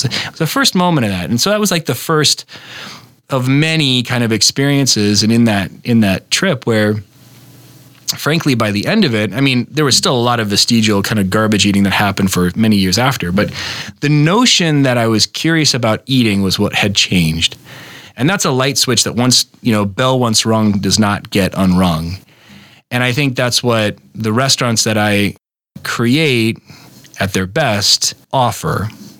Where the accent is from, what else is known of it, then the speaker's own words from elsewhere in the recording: Berlin, Germany; born there; you know, we were from I was born in Berlin, you know, and I had a hard time embracing the sort of Midwestern identity